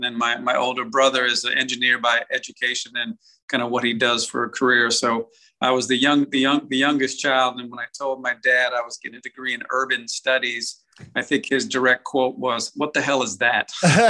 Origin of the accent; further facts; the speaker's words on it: Staten Island, New York, United States; born there; also born or lived in Germany; I was born in Staten Island, New York. And then we lived along the East Coast, a couple of places, and actually lived overseas for almost 3 years. Lived in Germany on a little island called Sylt off the North Sea.